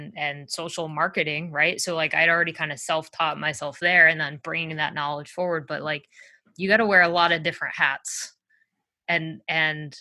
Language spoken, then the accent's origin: English; Massachusetts, United States; moved away; I'm originally from Massachusetts.